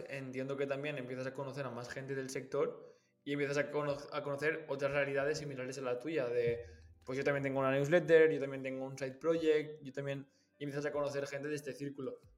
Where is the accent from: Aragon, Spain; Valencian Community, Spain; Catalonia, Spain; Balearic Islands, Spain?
Valencian Community, Spain; Valencia; ya que estoy aquí … eh, soy de Valencia y también podemos quedar y conocernos